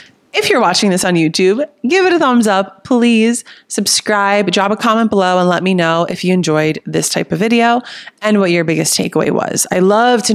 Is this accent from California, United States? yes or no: no; New Jersey, United States; accent: Jersey; also born or lived in Miami; now in Austin, United States; My Jersey accent comes out when I get into it. For those of you who don't know, I live in Austin. I just moved here from Miami, but I'm originally from Jersey